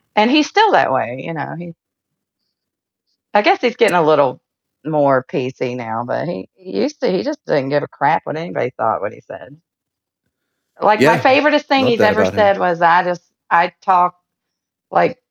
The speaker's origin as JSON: {"language": "English", "town": "Acworth", "region": "Georgia", "country": "United States", "tie": "born or raised there", "also_born_or_lived": "Marietta, Georgia", "said": "I was born and raised here. My son was born in the same hospital I was born"}